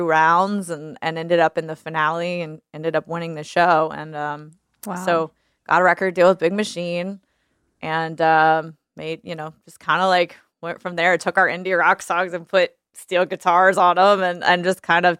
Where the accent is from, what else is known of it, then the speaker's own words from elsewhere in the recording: New Orleans, Louisiana, United States; now in Nashville, United States; I learned a lot, I think, just like growing up in that, you know, in that culture and with those people.